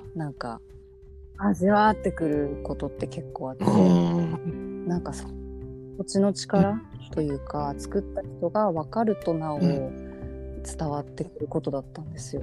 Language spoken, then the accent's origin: Japanese; Aizuwakamatsu, Fukushima, Japan; moved away; 会津というかふるさとは